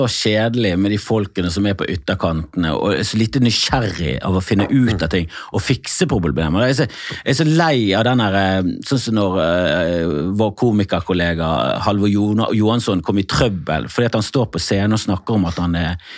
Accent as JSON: {"language": "Norwegian", "region": "Oslo", "country": "Norway", "tie": "born or raised there", "said": "jeg er nå her Jeg har bodd i Oslo"}